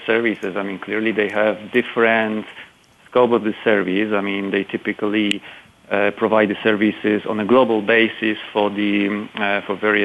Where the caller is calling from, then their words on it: Kraków, Lesser Poland, Poland; I'm calling from Poland